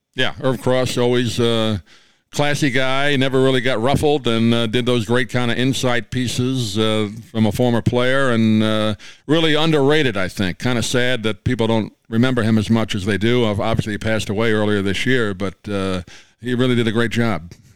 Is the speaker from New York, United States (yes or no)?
yes; New York, United States; I grew up in New York